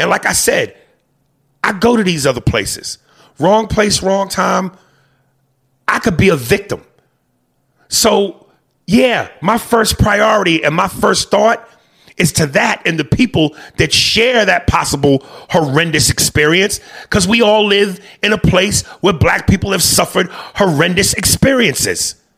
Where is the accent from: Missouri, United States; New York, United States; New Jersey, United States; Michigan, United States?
Michigan, United States; Detroit; because I'm from Detroit.